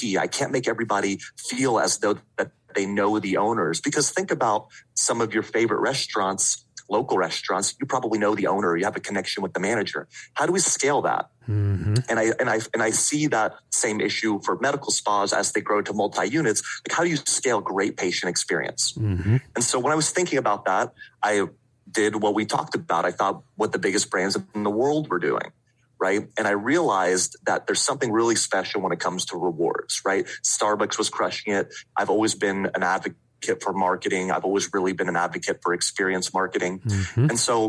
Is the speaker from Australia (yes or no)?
no; Vienna, Austria; moved away; Yeah, so I don't have the accent, but I do still have my lederhosen. I'm originally from Vienna, Austria. Right. Okay. I moved with my dad in 1996